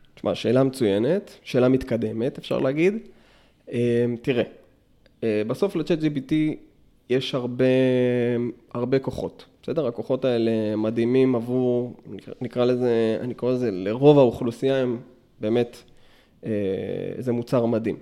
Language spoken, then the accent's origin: Hebrew; Meitar, Southern District, Israel; now in Beersheba, Israel; עד גיל שש עשרה בערך גדלתי במיתר